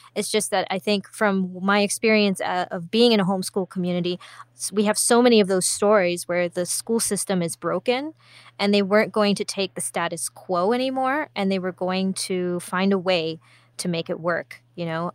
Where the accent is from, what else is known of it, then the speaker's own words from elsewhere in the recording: Singapore; growing up in Singapore